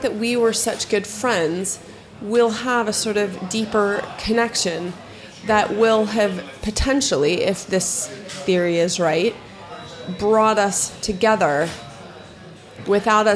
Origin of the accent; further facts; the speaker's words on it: Florida, United States; moved away as an adult; also born or lived in United Kingdom; we're both from Florida. I was living in the UK.